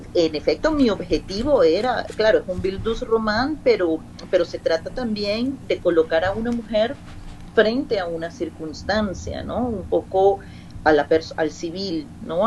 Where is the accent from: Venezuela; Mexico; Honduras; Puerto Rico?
Venezuela; now in Spain; yo soy una venezolana del siglo XXI, de una generación específica que habla de una manera y que viene a España donde hablan de otra